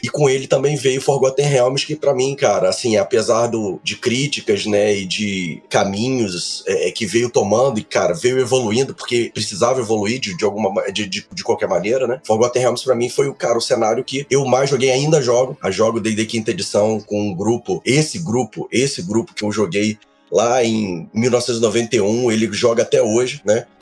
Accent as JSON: {"language": "Portuguese", "region": "Rio de Janeiro", "country": "Brazil", "tie": "born or raised there", "moved": "yes", "lives_now": "Brasília, Brazil", "said": "eu sou natural do Rio, né? Do Rio de Janeiro, mas eu moro em Brasília"}